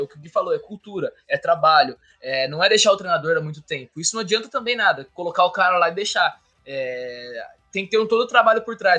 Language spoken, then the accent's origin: Portuguese; Itu, São Paulo, Brazil; eu sou de Itu